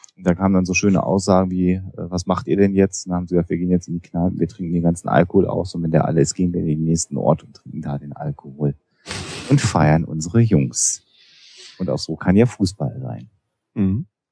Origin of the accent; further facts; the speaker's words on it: Germany; wir als Deutsche